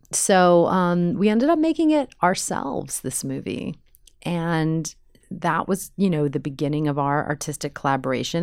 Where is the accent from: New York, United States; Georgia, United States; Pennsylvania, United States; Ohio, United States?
New York, United States; moved away as an adult; also born or lived in Chicago / Los Angeles; I'm from New York.